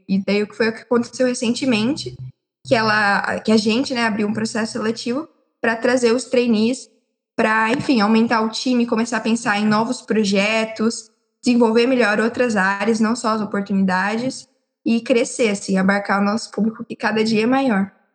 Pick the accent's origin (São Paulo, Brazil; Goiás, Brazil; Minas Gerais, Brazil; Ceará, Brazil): São Paulo, Brazil; Limeira; Eu sou da cidade de Limeira e eu moro em Limeira